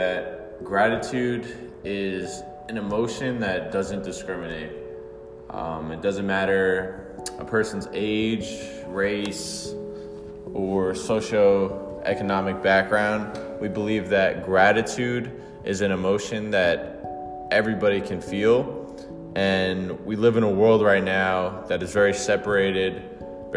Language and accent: English; Bayonne, New Jersey, United States; I grew up in Bayonne, New Jersey. I've been in New Jersey my whole life